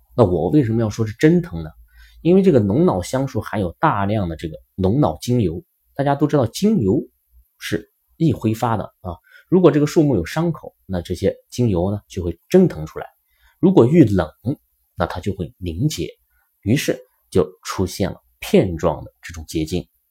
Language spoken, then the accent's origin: Chinese; China; 我们中国人